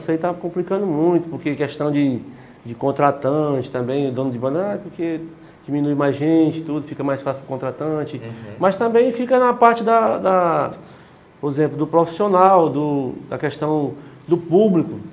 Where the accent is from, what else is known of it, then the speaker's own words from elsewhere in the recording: Quixadá, Ceará, Brazil; eu sou de Quixadá